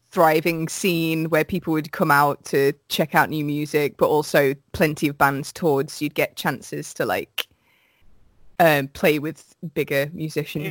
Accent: Midlands, United Kingdom; I'm from the Midlands

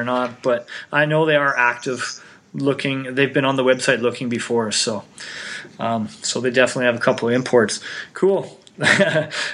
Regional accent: Canada; I'm Canadian.

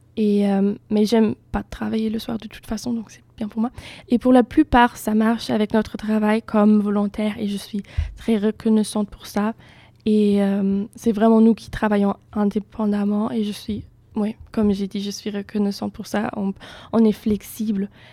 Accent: Germany; French is a second language; moved away as an adult; now in Bordeaux, France; je viens d'Allemagne

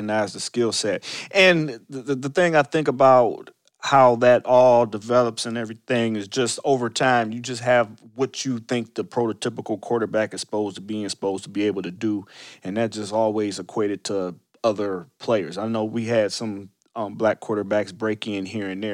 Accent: Cleveland, Ohio, United States; we're both from Cleveland

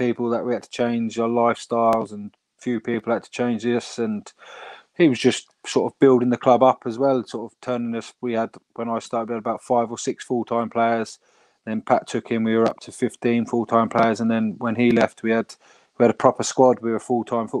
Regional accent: England, United Kingdom; moved away as an adult; now in Ireland; as an English lad

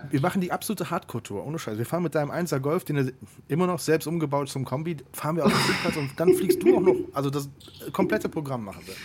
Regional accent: Siegburg, North Rhine-Westphalia, Germany; moved away; meiner Heimatstadt Siegburg

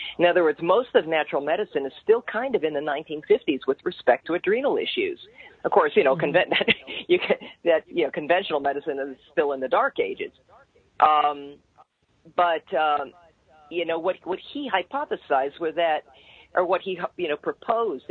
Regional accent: Canada; I'm a Canadian too, by birth

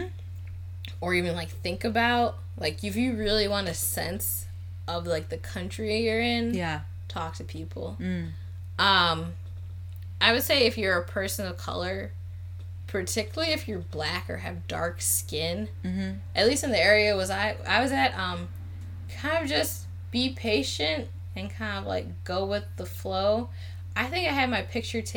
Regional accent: United States; I'm American

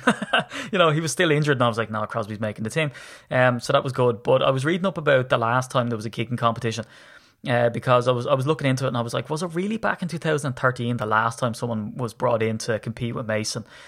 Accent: Ireland; I'm Irish

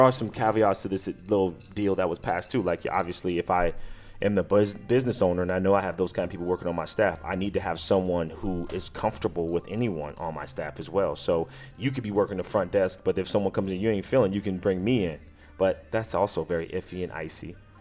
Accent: United States; I am African American male from America

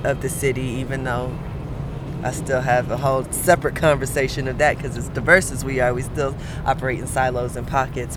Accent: Atlanta, Georgia, United States; I'm from the west side of the ATL

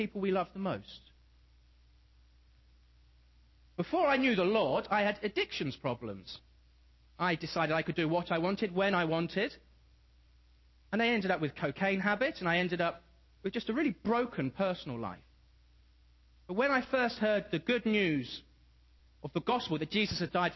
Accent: England, United Kingdom; moved away; I come from England, and it's wet, it's not too cold, but we never get snow.

